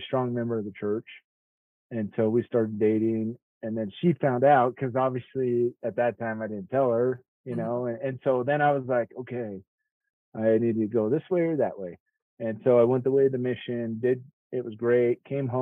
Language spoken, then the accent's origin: English; Utah, United States; also born or lived in Kansas; I am from Utah, mostly. I used to live in Kansas for a bit